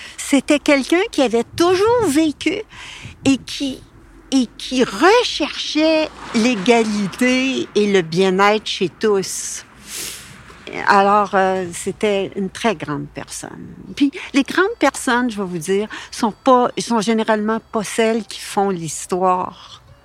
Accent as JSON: {"language": "French", "region": "Quebec", "country": "Canada", "tie": "born or raised there", "first_language": "French", "said": "Ma mère a fait énormément d'efforts pour que nous soyons des Québécois"}